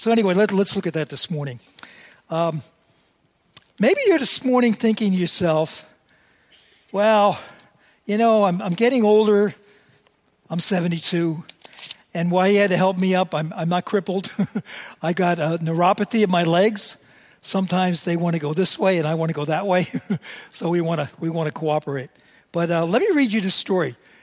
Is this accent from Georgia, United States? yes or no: no; New York City, New York, United States; I was born and raised in New York City